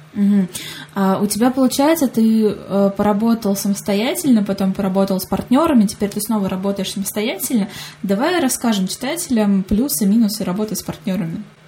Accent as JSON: {"language": "Russian", "town": "Saratov", "region": "Saratov Oblast", "country": "Russia"}